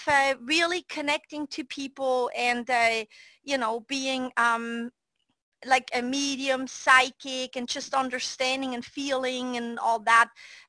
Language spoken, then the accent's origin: English; Switzerland; moved away; I was a redhead girl growing up in Switzerland, Europe